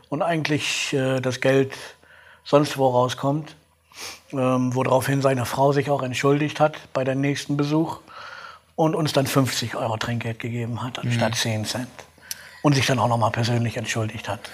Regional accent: Gronau, North Rhine-Westphalia, Germany; also born or lived in Aurich; now in Dortmund, Germany; Gebürtlich komme ich aus Kronau. Das ist in Nordrhein-Westfalen direkt an der holländischen Grenze.

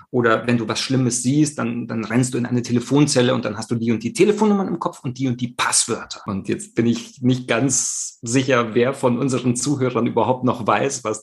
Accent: Rome, Lazio, Italy; ich selber habe meine Kindheit in Italien verbracht, also äh, so ein Nato Romano. Ich komme aus Rom, bin dort ähm, groß geworden.

